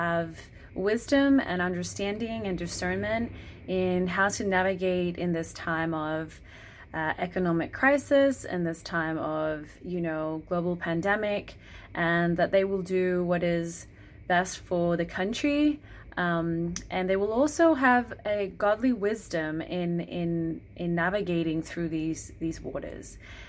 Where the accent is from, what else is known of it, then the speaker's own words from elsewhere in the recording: Australia; also born or lived in Vanuatu; I'm from Australia and Vanuatu. Vanuatu is a little island nation in the South Pacific.